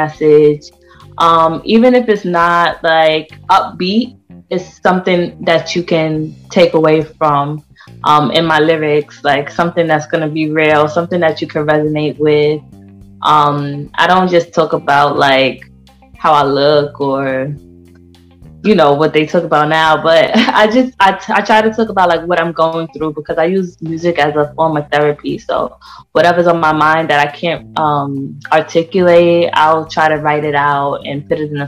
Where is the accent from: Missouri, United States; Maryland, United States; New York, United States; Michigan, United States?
New York, United States; New York City; I was born and raised in Queens, Far Rockaway to be exact